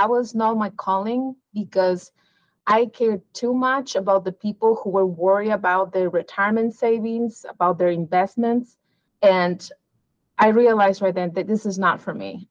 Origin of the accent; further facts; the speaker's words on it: Peru; moved away as an adult; also born or lived in Missouri; now in Arizona, United States; I was born in Peru, but I came to the U.S. as an international student for my undergraduate education